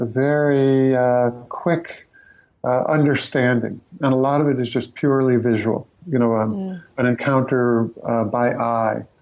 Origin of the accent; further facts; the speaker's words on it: New England, United States; also born or lived in New Mexico; as a New Englander being in New Mexico